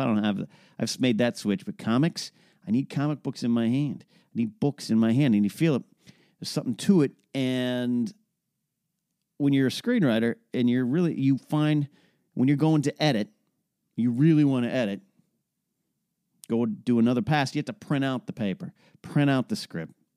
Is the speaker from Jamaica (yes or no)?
no; Arroyo Grande, California, United States; moved away; also born or lived in Orange County, California; my hometown of Arroyo Grande, California